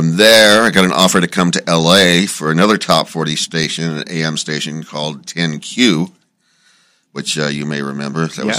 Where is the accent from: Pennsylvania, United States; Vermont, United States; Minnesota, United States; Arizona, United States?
Arizona, United States; Phoenix; moved away as an adult; now in Los Angeles, United States; I grew up in Phoenix and worked at a couple of top 40 stations after working my way up through high school at various crappy little suburban stations.